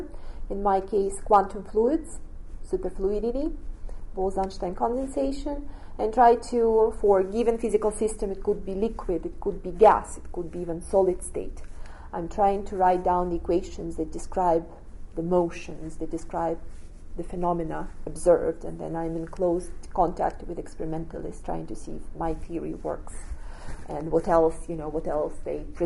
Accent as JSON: {"language": "English", "country": "Russia", "tie": "born or raised there", "moved": "as an adult", "said": "And then I grew up in Russia"}